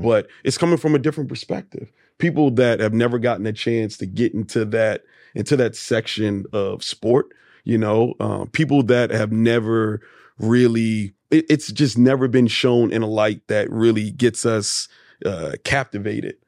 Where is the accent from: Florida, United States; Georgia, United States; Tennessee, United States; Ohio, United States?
Georgia, United States; Atlanta; I'm from East Atlanta. Grew up in East Atlanta playing golf